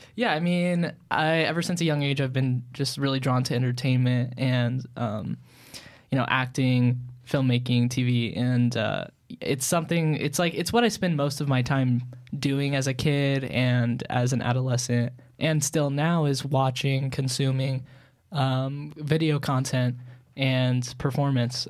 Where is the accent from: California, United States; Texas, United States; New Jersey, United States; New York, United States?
New York, United States; Long Island; where I grew up on Long Island, New